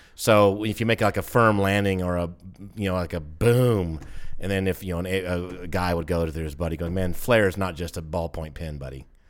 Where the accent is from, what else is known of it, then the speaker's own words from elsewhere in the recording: the South, United States; I'm from the South